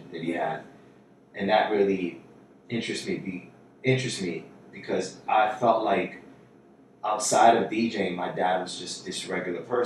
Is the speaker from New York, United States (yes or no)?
yes; New York City, New York, United States; I was born and raised in Jackson Heights, Queens, New York City